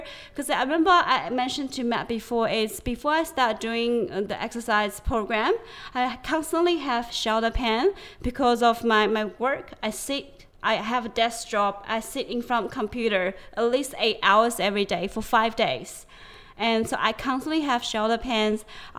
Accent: China; like from when I grew up like back in China, it's very common to hang your clothes in the sun.

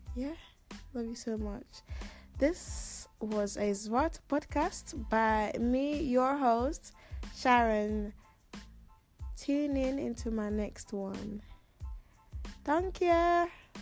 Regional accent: Ghana; moved away; also born or lived in Netherlands; I come from Ghana

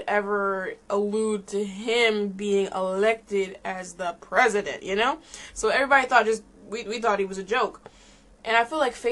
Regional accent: Florida, United States; also born or lived in New York; I was born in New York. I grew up in Florida in a really shitty town

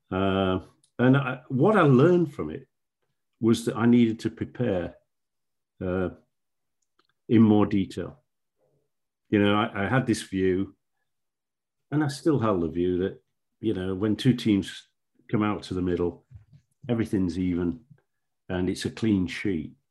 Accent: Yorkshire and the Humber, United Kingdom; I was brought up in South Yorkshire and I'd refereed on the Northern Premier League when it was formed.

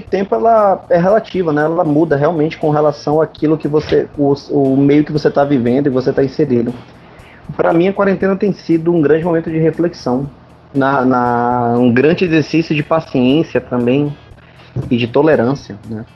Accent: North Region of Brazil, Brazil; como nortista

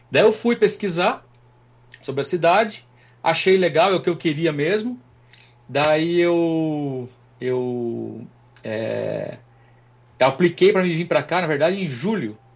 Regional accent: Extrema, Minas Gerais, Brazil; moved away as an adult; now in Bozeman, United States; Eu sou de Extrema, Minas Gerais.

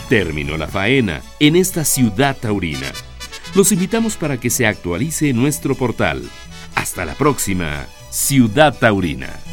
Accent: Mexico; como mexicano que somos

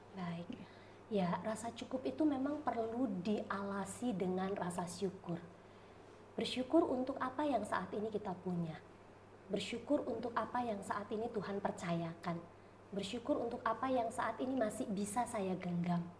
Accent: Medan, North Sumatra, Indonesia; moved away as an adult; also born or lived in Malang / Tangerang; now in Solo, Indonesia; Saya lahir dan besar di Medan

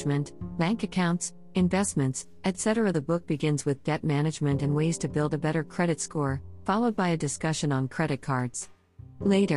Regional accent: India; As an Indian reader

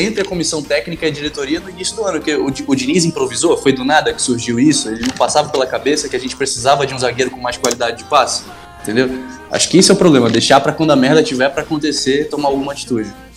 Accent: Manaus, Amazonas, Brazil; moved away as an adult; now in Rio de Janeiro, Brazil; apesar do sotaque aqui, quem tá estranhando, eu, eu moro no Rio há sete anos, mas eu sou de Manaus

